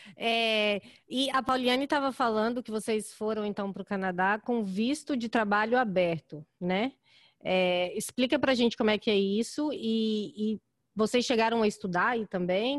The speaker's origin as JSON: {"language": "Portuguese", "town": "Goiânia", "region": "Goiás", "country": "Brazil", "moved": "yes", "lives_now": "Chicago, United States", "said": "eu sou de Goiânia também."}